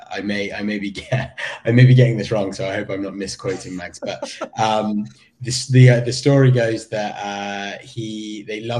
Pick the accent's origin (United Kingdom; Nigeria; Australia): United Kingdom; I do always think it's quite ironic that I, as a as a Brit, I end up doing a lot of the rev- like you know a lot